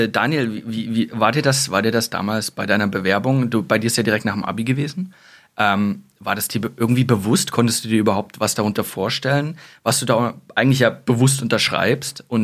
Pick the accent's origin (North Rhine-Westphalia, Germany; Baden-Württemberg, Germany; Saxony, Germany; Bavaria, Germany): Saxony, Germany; accent: Saxon; Also ich habe diesen Dialekt tatsächlich versucht abzulegen. Manchmal hört man es noch raus.